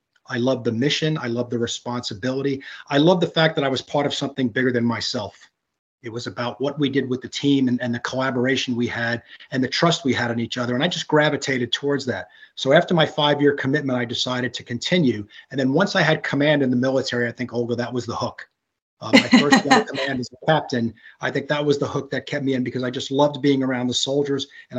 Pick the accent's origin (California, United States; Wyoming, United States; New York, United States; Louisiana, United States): New York, United States; New York City; So I'm from New York City originally, born in Brooklyn, New York, grew up in Brooklyn and Staten Island.